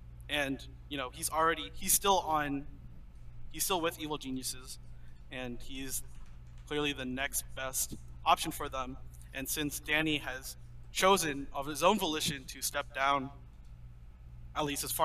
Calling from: San Francisco, California, United States; I'm calling in from San Francisco, California.

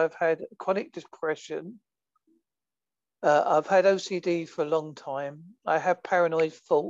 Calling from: Holsworthy, South West England, United Kingdom; A place called Holsworthy, which is in Devon, which is in England, a far away, long swim from America.

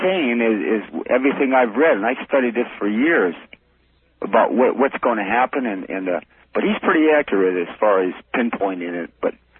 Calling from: Northeastern Ohio, United States; I'm calling from Ohio.

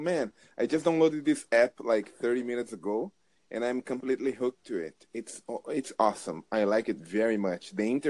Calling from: Brazil; New Jersey. I'm talking from Brazil.

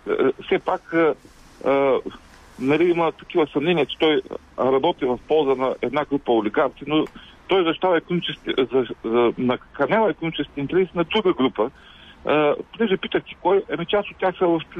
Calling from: Ruse, Ruse Province, Bulgaria; от Русе.

